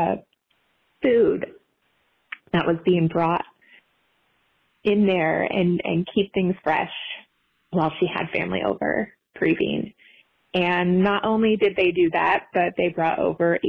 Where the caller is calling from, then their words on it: California, United States; I'm calling from California